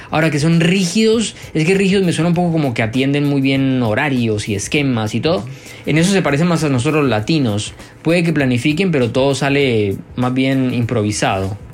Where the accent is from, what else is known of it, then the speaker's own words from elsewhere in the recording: Bogotá, Colombia; moved away as an adult; now in Beijing, China; yo vengo de Bogotá